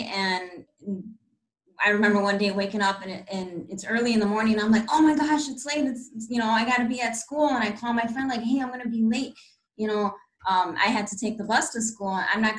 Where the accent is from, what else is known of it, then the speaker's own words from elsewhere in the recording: Milwaukee, Wisconsin, United States; I was born in Milwaukee, Wisconsin.